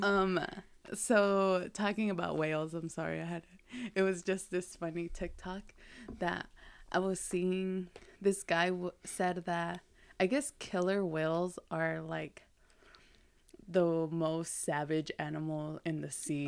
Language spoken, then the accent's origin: English; Lexington, United States; growing up in Lexington, which it was a lot of Latin